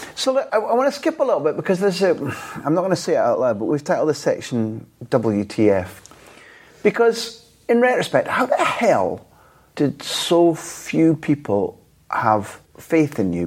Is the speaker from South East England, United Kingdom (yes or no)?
no; Scot, Scotland, United Kingdom; as a Scot